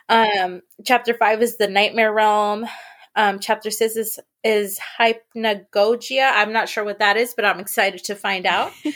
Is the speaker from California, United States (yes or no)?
yes; San Francisco, California, United States; also born or lived in the Valley; I grew up in San Francisco